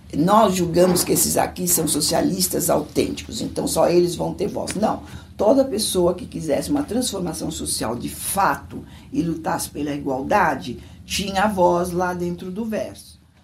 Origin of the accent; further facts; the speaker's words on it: São Paulo, Brazil; eu nasci em São Paulo, sou paulistana